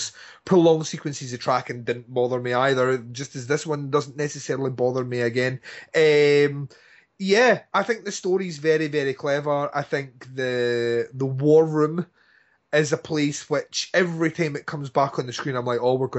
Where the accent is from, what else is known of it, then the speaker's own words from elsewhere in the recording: Scotland, United Kingdom; I want it read out in my eulogy, which you will read out because I'm Scottish